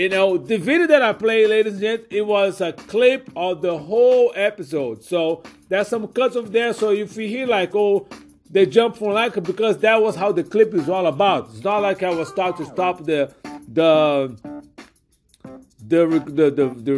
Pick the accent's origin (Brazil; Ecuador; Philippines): Brazil; now in United States; I am an immigrant from Brazil, a legal immigrant